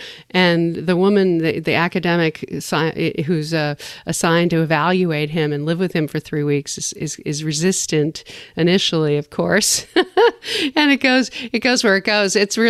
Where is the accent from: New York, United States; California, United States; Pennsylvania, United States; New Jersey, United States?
New York, United States; New York City; Of all the years I grew up in New York, I always looked forward